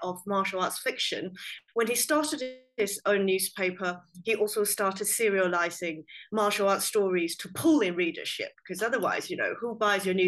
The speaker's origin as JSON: {"language": "English", "country": "Hong Kong", "tie": "born or raised there", "said": "I grew up in Hong Kong"}